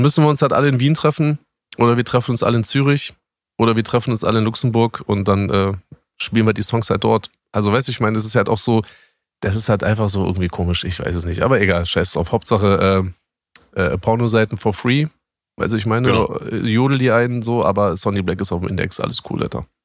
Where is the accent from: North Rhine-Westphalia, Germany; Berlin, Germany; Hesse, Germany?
Berlin, Germany; bei uns in Berlin